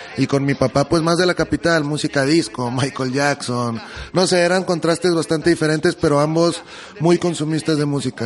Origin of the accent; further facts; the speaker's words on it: Hermosillo, Sonora, Mexico; now in Guadalajara, Mexico; yo que vengo de Hermosillo, Sonora, donde hay menos de un millón de habitantes